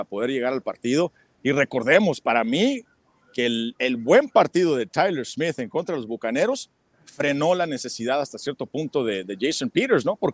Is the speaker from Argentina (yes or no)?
no; Cananea, Sonora, Mexico; also born or lived in Hermosillo; Yo pues viví en Hermosillo durante siete años, soy originario de Cananea, Sonora.